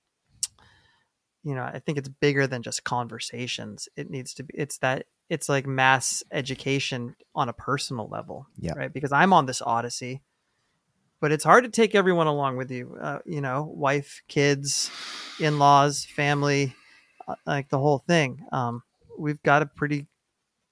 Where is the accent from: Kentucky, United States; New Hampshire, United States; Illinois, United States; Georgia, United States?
New Hampshire, United States; now in New York, United States; I'm from New Hampshire.